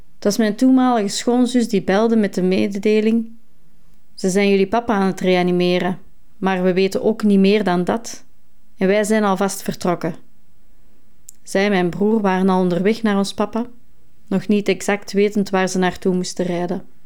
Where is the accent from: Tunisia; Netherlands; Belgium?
Belgium; Essen, Flanders; richting Overda, in mijn geboortedorp